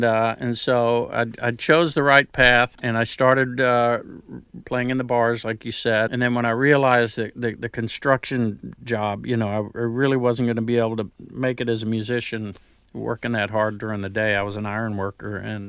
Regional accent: Houston, Texas, United States; accent: New Jersey; also born or lived in New Jersey; Three of us were born in New Jersey, and then she would go back to Houston. And so I grew up in Houston, but I kept the Jersey accent.

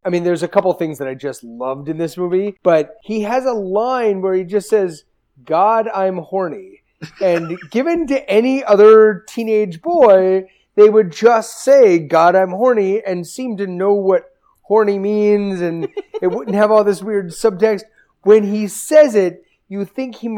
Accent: Baltimore, Maryland, United States; I'm from Baltimore

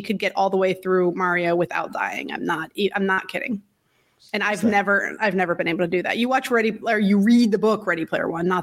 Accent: Virginia, United States; moved away; also born or lived in Syracuse; I'm from Virginia. I'm used to all the seasons

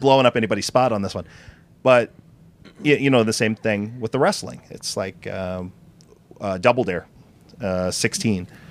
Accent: Chicago, Illinois, United States; I'm from Chicago

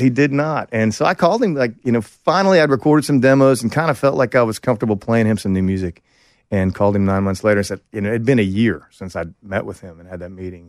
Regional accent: Oklahoma, United States; moved away as an adult; also born or lived in Texas; I went to college in Texas, and I grew up in Oklahoma

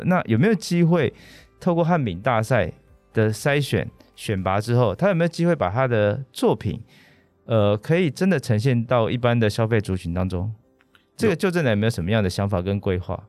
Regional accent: Banqiao, New Taipei, Taiwan; 像我自己是板桥人，嗯哼。所以我从小都吃板桥长兴豆沙饼

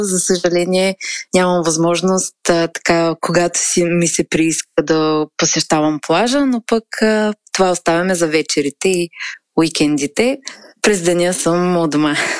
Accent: Razgrad, Razgrad Province, Bulgaria; moved away as an adult; now in Varna, Bulgaria; Живея във Варна, родом съм от Разград. Преместих се тук заради висшето си образование

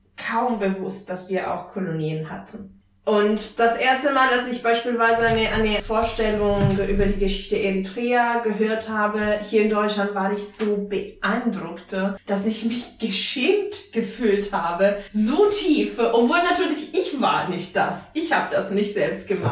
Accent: Italy; German is a second language; now in Germany; ich als Italienerin

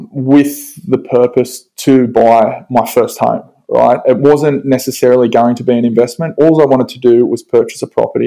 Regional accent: Central Coast, New South Wales, Australia; I grew up here on the Central Coast and, you know, surfed basically every single day as a kid growing up

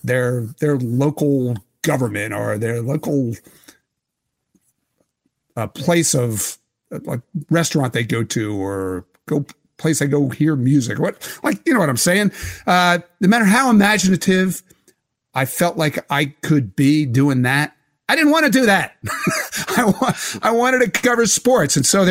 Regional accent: Philadelphia, Pennsylvania, United States; And the Philadelphia Inquirer, because I came from Philadelphia, thought, yeah, that's a good idea.

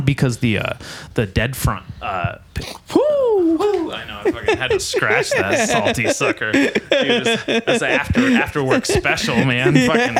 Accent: Nipomo, California, United States; I grew up in Napomo. I'm a Napomo for life.

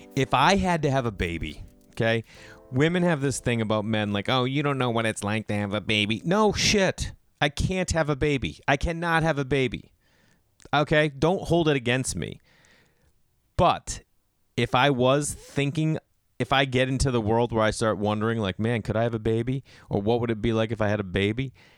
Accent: Massachusetts, United States; growing up in Massachusetts

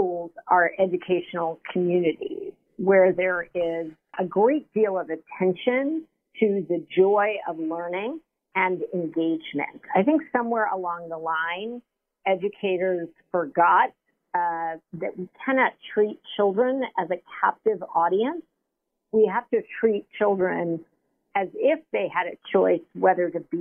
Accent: New York City, New York, United States; growing up in Harlem, going to District 5 schools

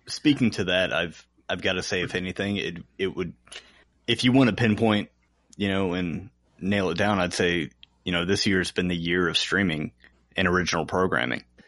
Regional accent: Chesapeake, Virginia, United States; also born or lived in Norfolk, Virginia; when we moved from Norfolk, Virginia to Chesapeake, Virginia. I was in third grade

